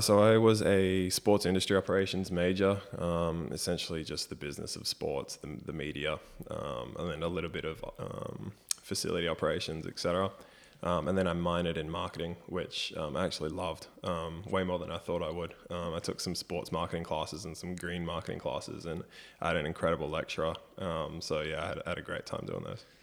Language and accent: English; Brisbane, Queensland, Australia; I copped a lot from the family supporting Queensland growing up in Brisbane